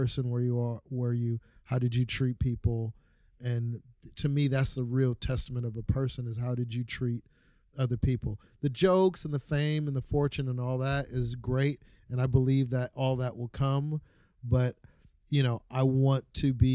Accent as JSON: {"language": "English", "town": "Los Angeles", "region": "California", "country": "United States", "tie": "born or raised there", "said": "I grew up on 190th in Wilmington."}